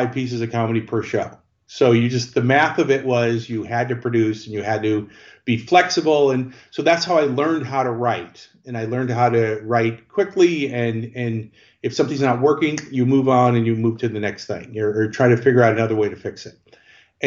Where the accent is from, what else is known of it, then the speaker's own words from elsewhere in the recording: Chicago, Illinois, United States; I grew up in Chicago.